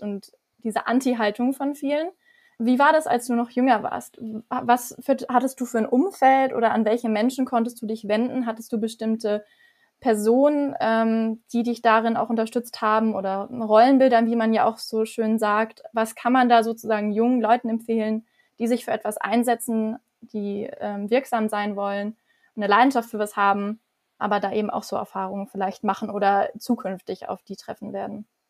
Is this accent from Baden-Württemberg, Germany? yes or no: yes; Weingarten, Baden-Württemberg, Germany; Ich komme aus Weingarten